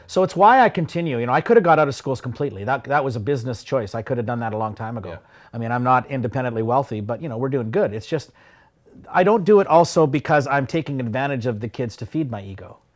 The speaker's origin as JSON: {"language": "English", "town": "Yorkton", "region": "Saskatchewan", "country": "Canada", "tie": "born or raised there", "said": "growing up in Yorkton"}